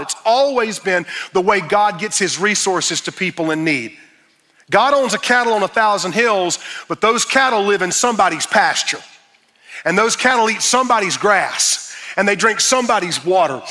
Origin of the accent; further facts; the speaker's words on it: Fountain Inn, South Carolina, United States; I was raised in Fountain Inn, South Carolina